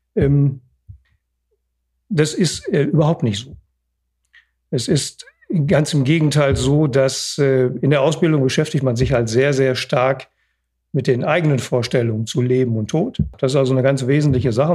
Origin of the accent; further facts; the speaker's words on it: Oberhausen, North Rhine-Westphalia, Germany; ich bin geboren in Oberhausen